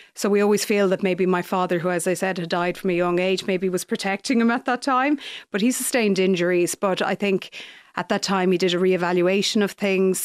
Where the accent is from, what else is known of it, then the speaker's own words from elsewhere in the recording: Leitrim, Connacht, Ireland; also born or lived in Galway / United States; we moved from Galway to Leitrim when I was two